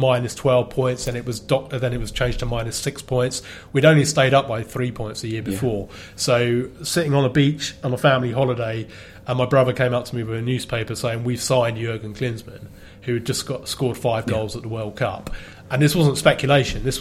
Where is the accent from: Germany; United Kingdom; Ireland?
United Kingdom; Tandridge, South East England; I grew up in a place called a tiny little village called Tandridge near Oxted